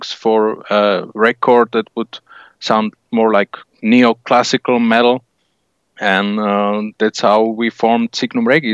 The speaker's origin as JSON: {"language": "English", "country": "Slovakia", "said": "we're from Slovakia"}